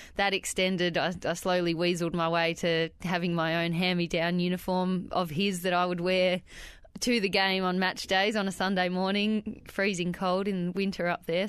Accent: Wandiligong, Victoria, Australia; a little town called Wandiligong, which is about six kilometres outside of Bright

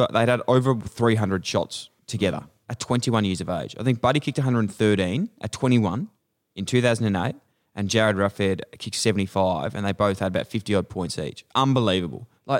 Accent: Ballarat, Victoria, Australia; Yeah, I actually am from Ballarat and I was a farmer.

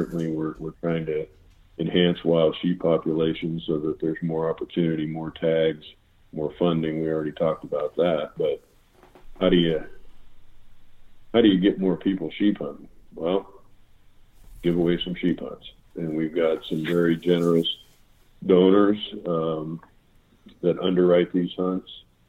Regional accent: Ohio, United States; moved away; We talked about growing up in Ohio and all of that.

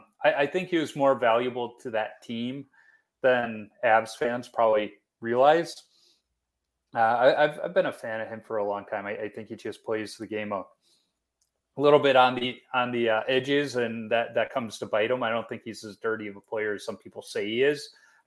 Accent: Chicago, Illinois, United States; I grew up on the South Side

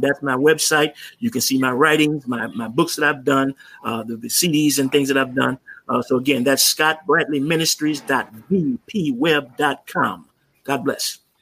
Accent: Maywood, Illinois, United States; since we were kids growing up in Maywood.

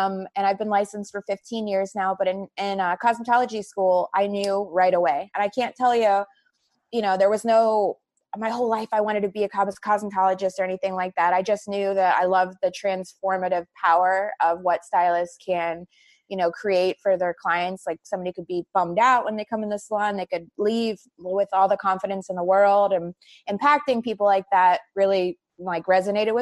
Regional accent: Pensacola, Florida, United States; moved away as an adult; also born or lived in Pittsburgh, Pennsylvania; now in West Hollywood, United States; I was born in Pittsburgh, and I moved to a small town in Northwest Florida called Pensacola, Florida when I was 3

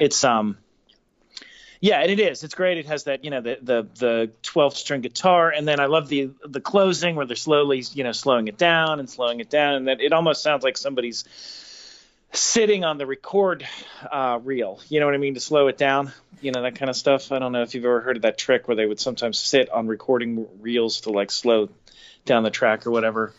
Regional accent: Pittsburgh, Pennsylvania, United States; us growing up in Pittsburgh

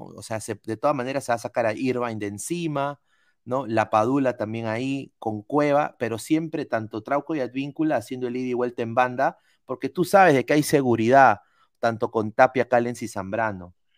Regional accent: Peru

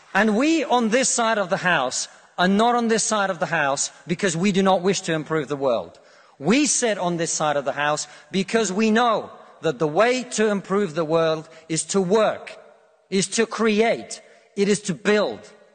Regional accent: Russia; now in United Kingdom; I come from Russia

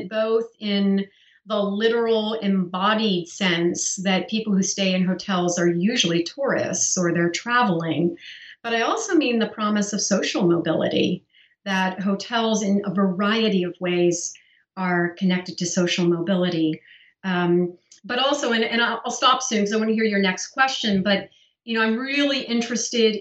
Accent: Pennsylvania, United States; I grew up in Pennsylvania in a very small rural town full of farmers

